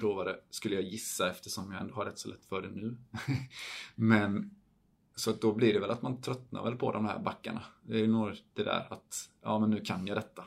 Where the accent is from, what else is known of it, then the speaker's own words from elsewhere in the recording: Falkenberg, Halland County, Sweden; moved away as an adult; also born or lived in Idre / Switzerland; det är där jag kommer ifrån och det är det enda stället jag har någon form av släkt eller rötter